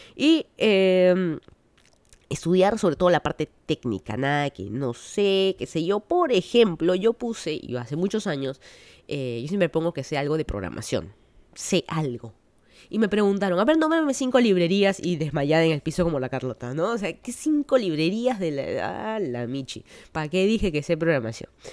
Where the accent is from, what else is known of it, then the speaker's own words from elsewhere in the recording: Lima, Peru; moved away as an adult; now in United States; toda mi vida soy de Lima, Perú